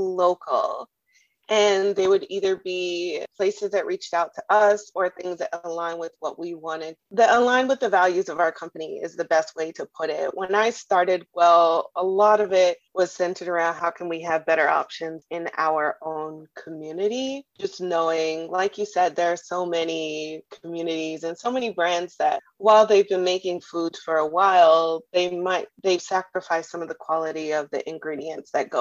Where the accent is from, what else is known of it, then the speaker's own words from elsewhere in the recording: Trinidad & Tobago; moved away; also born or lived in Germany; I'm from the Caribbean, and in Trinidad, turmeric is a spice that we use very often.